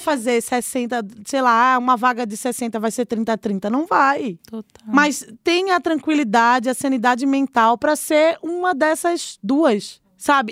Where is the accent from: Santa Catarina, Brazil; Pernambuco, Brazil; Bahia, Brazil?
Pernambuco, Brazil; Recife; moved away as an adult; also born or lived in Olinda, Pernambuco; now in São Paulo, Brazil; eu sou de Recife, nasci em Recife, mas eu morei 10 anos em Olinda no sítio histórico